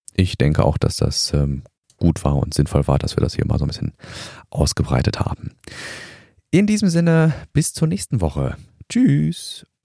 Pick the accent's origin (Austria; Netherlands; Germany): Germany; bei uns in Deutschland